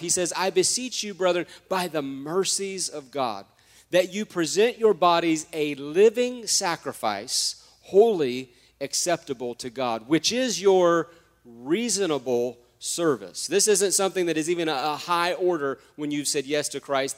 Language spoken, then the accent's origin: English; United States; I'm American